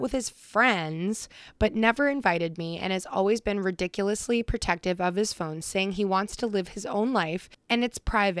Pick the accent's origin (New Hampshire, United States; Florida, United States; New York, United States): New Hampshire, United States; southern; we're from New Hampshire, if you didn't know that already. We're from Southern New Hampshire.